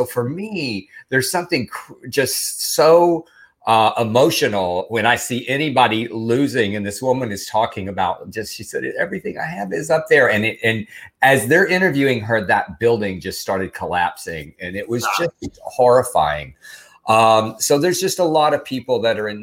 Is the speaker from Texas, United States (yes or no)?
yes; Texas, United States; moved away; you and I grew up in Texas